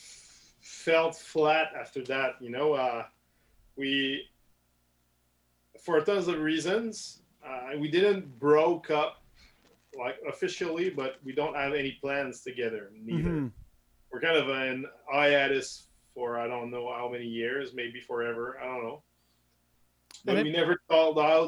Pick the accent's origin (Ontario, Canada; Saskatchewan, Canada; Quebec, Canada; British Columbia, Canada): Quebec, Canada; Saint-Augustin-de-Desmaures; English is a second language; raised in Saint Augustin, so it's a small suburb, like 25 minutes from Quebec City